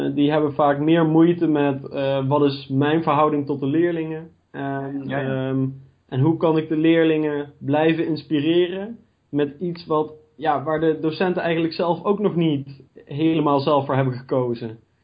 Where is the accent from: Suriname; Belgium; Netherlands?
Netherlands; Gennep, Limburg; moved away as an adult; now in Nijmegen, Netherlands; Ik kom zelf uit Gennep. Dat is het noordelijkste puntje van Limburg